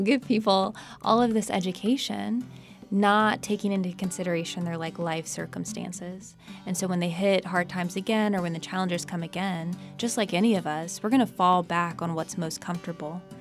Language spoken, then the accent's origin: English; Charlotte, North Carolina, United States; I grew up in Charlotte, North Carolina